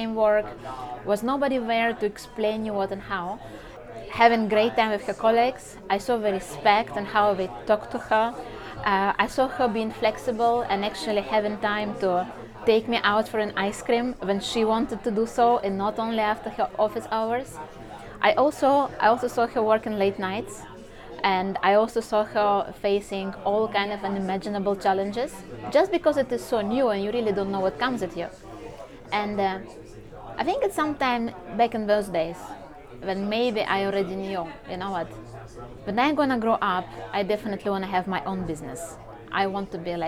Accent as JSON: {"language": "English", "region": "Saint Petersburg", "country": "Russia", "tie": "born or raised there", "moved": "as an adult", "said": "I just got incredibly lucky to be born and raised in St. Petersburg"}